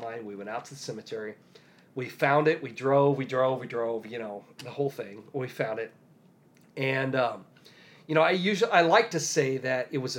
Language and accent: English; Decatur, Illinois, United States; I grew up near Decatur, Illinois.